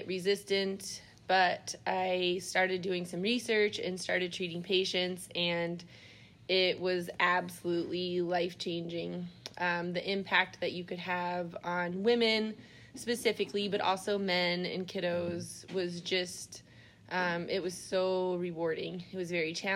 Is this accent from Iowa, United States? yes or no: yes; Iowa, United States; I grew up in Iowa